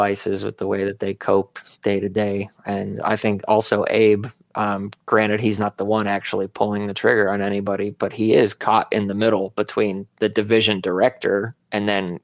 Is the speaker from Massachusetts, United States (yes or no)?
no; Arizona, United States; I grew up in Arizona